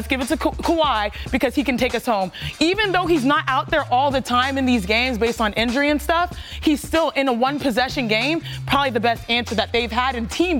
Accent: Houston, Texas, United States; That is my hometown, 281713

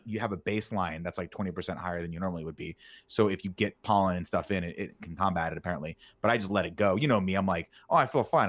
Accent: Southern California, United States; Growing up in Southern California

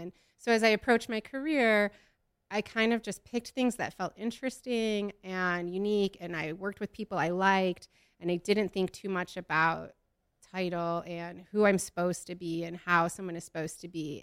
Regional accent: Midwest, United States; I'm from the Midwest

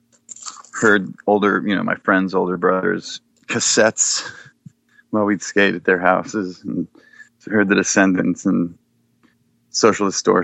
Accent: Seattle, Washington, United States; also born or lived in Bellevue / Woodinville; I was born in Seattle and lived on the east side, over east side of Lake Washington, over in Bellevue and Woodinville

